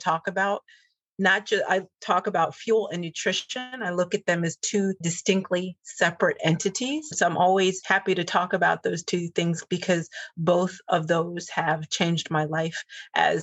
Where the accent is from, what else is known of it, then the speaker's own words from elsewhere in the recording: New York, United States; I'm a city kid. I grew up in New York.